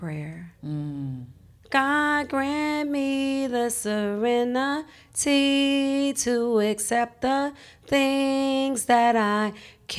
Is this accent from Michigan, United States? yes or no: no; Chicago, Illinois, United States; moved away as an adult; now in Minneapolis, United States; growing up in Chicago, it's still very segregated